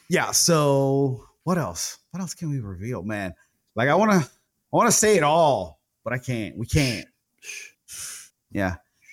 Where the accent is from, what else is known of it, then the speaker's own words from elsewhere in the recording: Decatur, Alabama, United States; I'm from Decatur, Alabama. And all of a sudden I'm in fucking New York City.